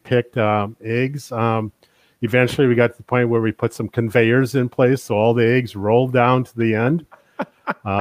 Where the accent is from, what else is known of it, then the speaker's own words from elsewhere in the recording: Bottineau, North Dakota, United States; I'm originally from the Botno area. I grew up on a farm. It was about a 5,000 acre farm just east of Botno